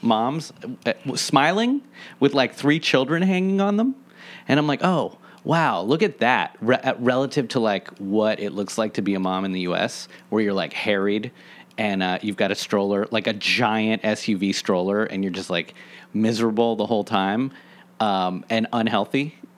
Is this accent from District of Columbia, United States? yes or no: yes; Washington, District of Columbia, United States; I grew up in Washington, D C, and I feel so privileged and happy that I grew up in a part of the city where I could walk around